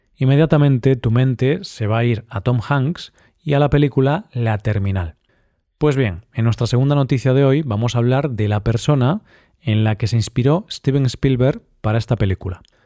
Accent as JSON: {"language": "Spanish", "country": "Spain", "said": "Esta lengua en nuestro país se habla en el País Vasco y en zonas de Navarra."}